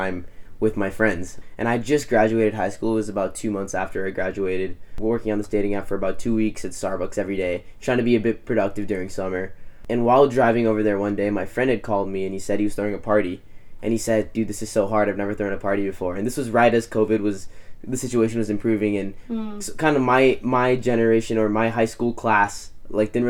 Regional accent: Bay Area, California, United States; I'm from the Bay Area

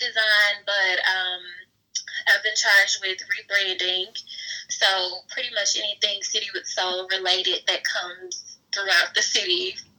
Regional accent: Fayette, Mississippi, United States; also born or lived in Savannah, Georgia; now in Jackson, United States; I moved back home to Fayette for a little bit

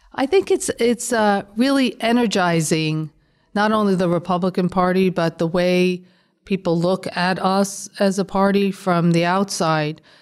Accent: New York City, New York, United States; moved away as an adult; also born or lived in Long Island / California; I grew up in the South Bronx.

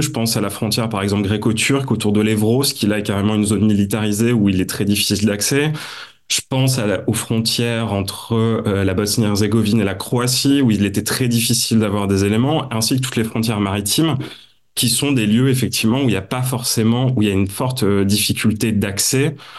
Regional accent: Nord-Pas-de-Calais, Hauts-de-France, France; Je suis originaire du Nord-Pas-de-Calais, donc on se refait pas

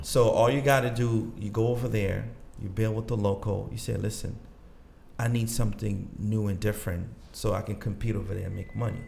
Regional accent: DR Congo; English is a second language; also born or lived in Gabon / Roxbury, Boston, United States; now in Boston, United States; I grew up and born there

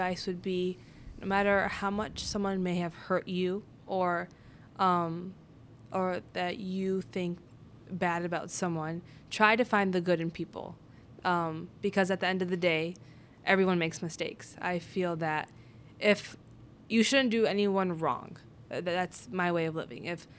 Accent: northern India, India; And it was just, since I'm Indian, I'm a Sikh from Northern India. That's my religion.

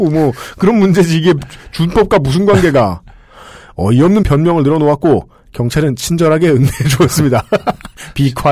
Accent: South Korea; 나는 한국에서 온 유학생인데 전차를 탄 적이 몇 번 없어 잘 몰랐다.

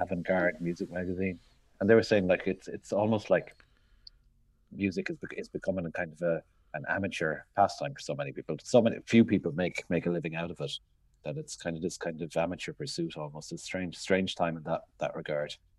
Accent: Limerick, Munster, Ireland; moved away; also born or lived in London; I grew up in Limerick in the early eighties

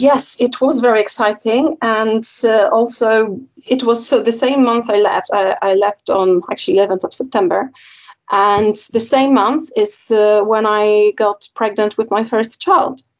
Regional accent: Poland; now in United Kingdom; I'm, I'm originally from Poland

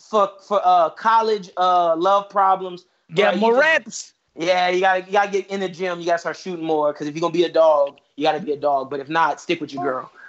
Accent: New York, United States; accent: New York; moved away; It was strong New York accent in 2015 when I got down here.

